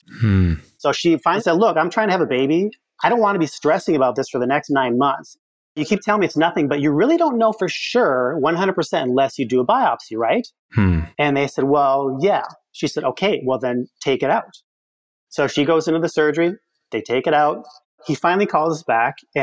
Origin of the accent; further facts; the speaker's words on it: Midwest, United States; I'm from the Midwest